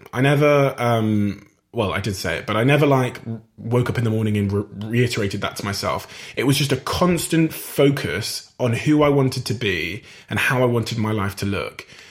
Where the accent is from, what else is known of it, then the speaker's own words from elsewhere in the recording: Plymouth, South West England, United Kingdom; my hometown Plymouth in Devon and Cornwall